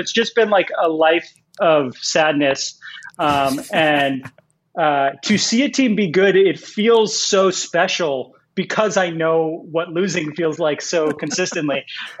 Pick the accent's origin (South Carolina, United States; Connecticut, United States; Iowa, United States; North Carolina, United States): Connecticut, United States; Bridgeport; moved away as an adult; now in Los Angeles, United States; because you see a blonde kid from Connecticut, you assume he has horses. I grew up right outside of Bridgeport, and we don't have many sports teams